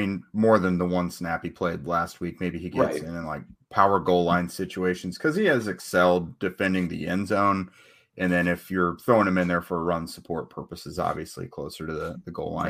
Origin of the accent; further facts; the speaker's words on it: Alaska, United States; born there; I'm not sure if I'll ever be back to Alaska. I was born there. That's where my connection was. I was born in Alaska.